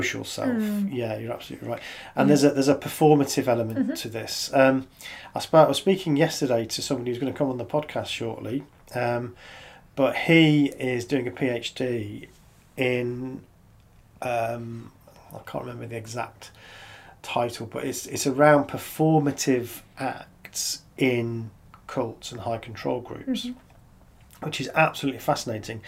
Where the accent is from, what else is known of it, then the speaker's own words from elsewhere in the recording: United Kingdom; as British people